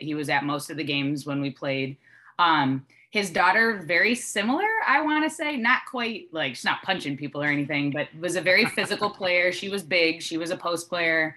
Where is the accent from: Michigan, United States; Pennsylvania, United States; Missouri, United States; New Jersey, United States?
Michigan, United States; Dearborn Heights; moved away as an adult; now in Texas, United States; I was the kid from the Heights